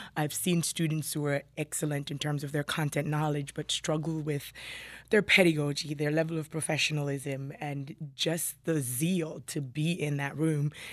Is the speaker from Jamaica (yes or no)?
yes; Jamaica; moved away as an adult; also born or lived in New York City; now in Burlington County, United States; I was born and raised in Jamaica